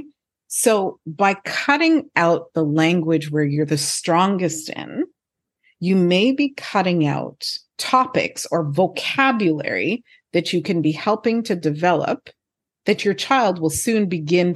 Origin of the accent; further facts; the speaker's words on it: Montreal, Quebec, Canada; first language English; moved away; also born or lived in Turks and Caicos; I was born in Montreal, which is in Quebec, which is the French-speaking province of Canada, I actually went to school in French before I went to school in English